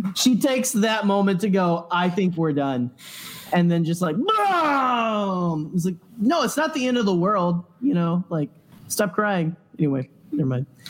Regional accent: Arkansas, United States; moved away; old hometown that I grew up in in Arkansas

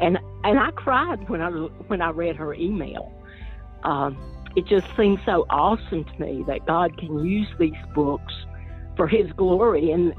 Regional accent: Appalachia, United States; You know, I grew up, like I said, I grew up in the Appalachian Mountains, where there's an oral language of folk tales, you know, and telling stories.

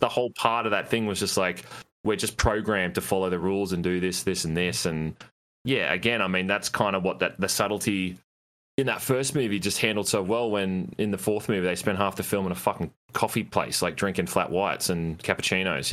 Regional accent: Australia; 'cause I live in it, obviously I'm Australian

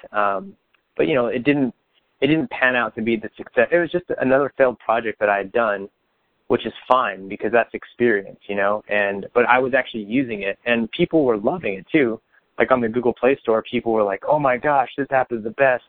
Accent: Bakersfield, California, United States; growing up in Bakersfield, I mean, while it is a city and people have the wrong perception of it

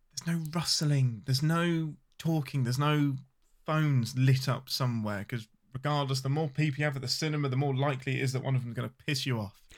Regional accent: England, United Kingdom; I'm your Englishman

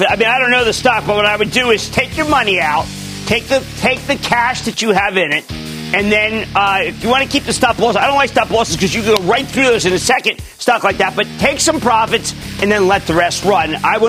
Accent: New Jersey, United States; I'm from Clean Jersey.

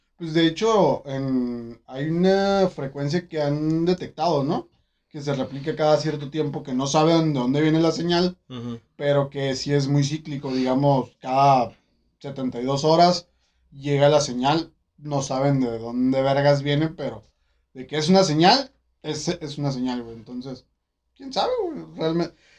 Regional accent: Mexico; yo como, mexicano

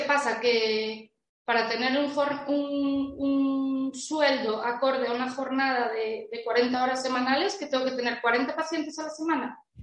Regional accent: Santiago de Compostela, Galicia, Spain; yo soy de Galicia, creo que se notará. Bueno, lo dije antes, ¿no? Santiago

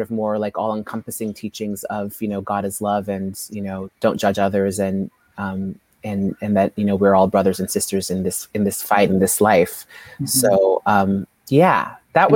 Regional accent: San Francisco, California, United States; I grew up here in San Francisco, and my parents are from Ethiopia

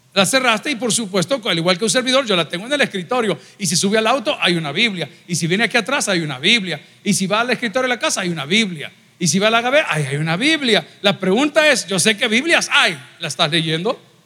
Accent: El Salvador; cuántos somos salvadoreños aquí

